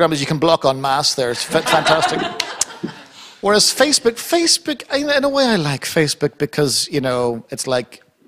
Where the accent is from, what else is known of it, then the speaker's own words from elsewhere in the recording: Ireland; I'm Irish. Listen, I love a good fight. It's in my bones, it's in my blood. I'm Irish